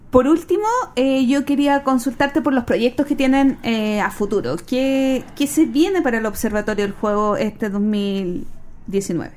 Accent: Chile; yo soy una chilena criada a la antigua

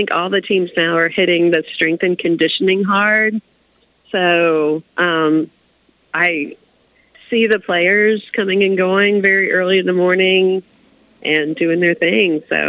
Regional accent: the South, United States

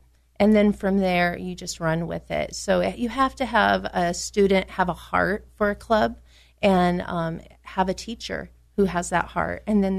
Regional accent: San Diego, California, United States; I'm a San Diegan. I grew up in San Diego.

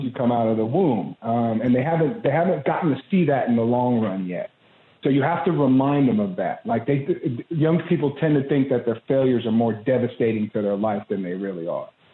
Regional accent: Santa Monica, California, United States; I grew up in Santa Monica, California, right on the cusp of Santa Monica and Venice.

